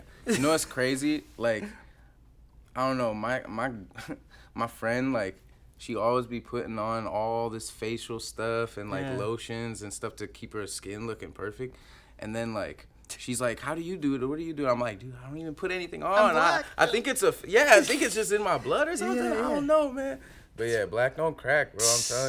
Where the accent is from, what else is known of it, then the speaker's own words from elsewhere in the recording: Tri-Cities, Washington, United States; Yeah, I'm from Tri-Cities.